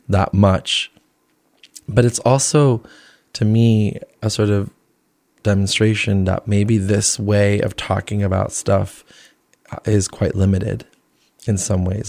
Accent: New Jersey, United States; born or raised there; also born or lived in Flushing, Queens, New York / Colombia / Venezuela / Rhode Island; now in New York, United States

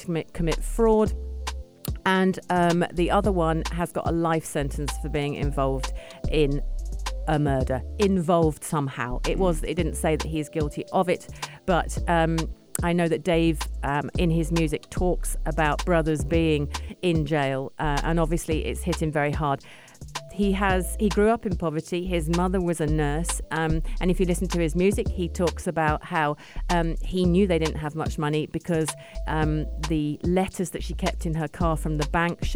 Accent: London, United Kingdom; also born or lived in Brixton, London; I am from South London, by the way, but I'm from the nice side. I'm from Kingston and Richmond

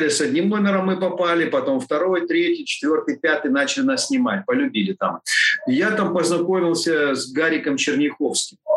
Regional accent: Odesa, Odesa Oblast, Ukraine; я вот как одессит, и вот такие, такие у нас э, связи. То есть это корни, очень-очень мощная.

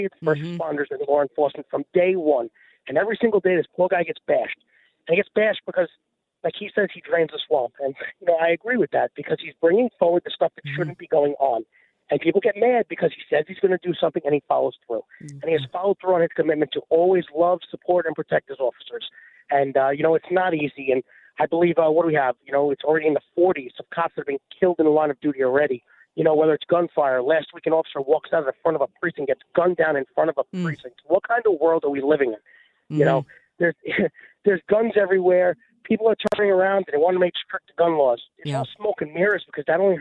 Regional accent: New York City, New York, United States; my hometown of Staten Island, New York

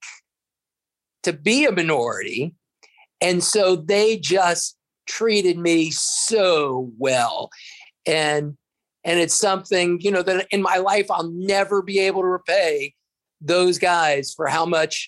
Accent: Fort Thomas, Kentucky, United States; I grew up in Fort Thomas, where at the time, maybe everybody was white

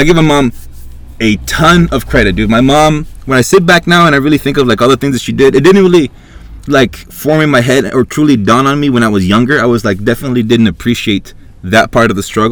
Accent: Honduras; moved away; I was born in Honduras, third world country, back in 83.

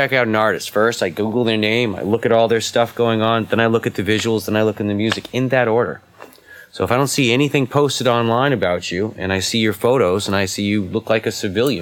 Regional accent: New England, United States; I'm from New England, which is the east part of America

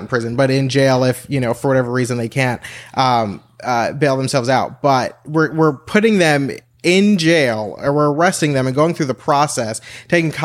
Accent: New Jersey, United States; moved away as an adult; now in Texas, United States; I'm originally from New Jersey, and I moved here 5 years ago

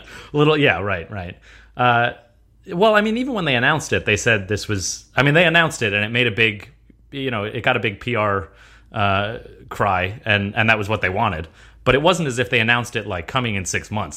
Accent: United States; I was born in America. I'm an American

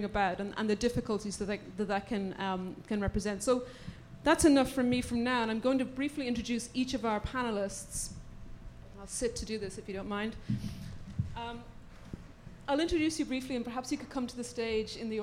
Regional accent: Ireland; now in United States; I'm an Irish novelist based in the US

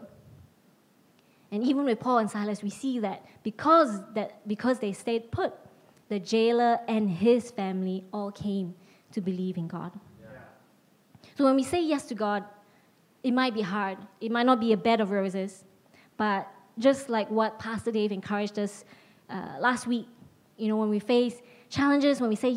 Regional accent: Penang, Malaysia; moved away as an adult; also born or lived in Nilai, Malaysia / United States; now in London, United Kingdom; I was moving from Penang to Nilai, and a high school friend of mine from my hometown

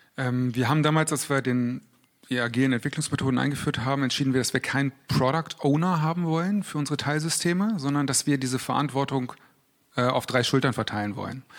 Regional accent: Berlin, Germany; moved away; ich komme ursprünglich aus Berlin

